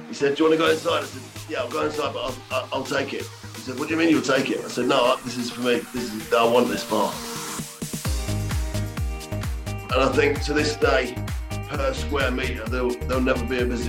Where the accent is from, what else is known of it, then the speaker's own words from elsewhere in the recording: Leicester, East Midlands, United Kingdom; moved away as an adult; also born or lived in Tenerife / Ibiza; I was born in Leicester. And I was raised there till I was 26 years old